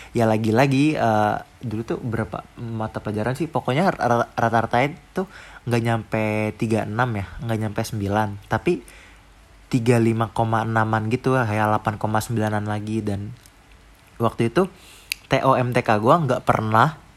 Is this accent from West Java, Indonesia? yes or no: yes; Depok, West Java, Indonesia; kayaknya gue nggak tahu deh gue aslinya Depok